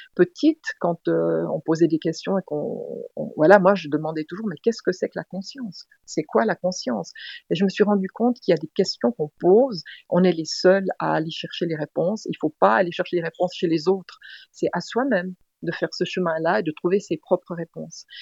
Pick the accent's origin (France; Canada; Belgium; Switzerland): Switzerland; je suis suissesse, j'habite en Suisse.